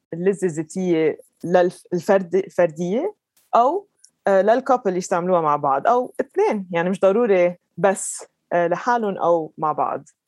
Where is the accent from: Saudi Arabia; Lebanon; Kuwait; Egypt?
Lebanon; moved away as an adult; also born or lived in London, United Kingdom / Dubai, United Arab Emirates; now in Colorado, United States; انا لبنانيه ربيت بلبنان